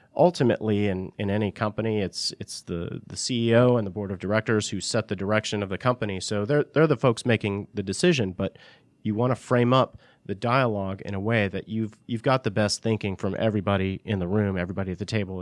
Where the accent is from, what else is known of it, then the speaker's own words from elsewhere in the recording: Northeast, United States; moved away as an adult; also born or lived in California; I'm from the Northeast originally.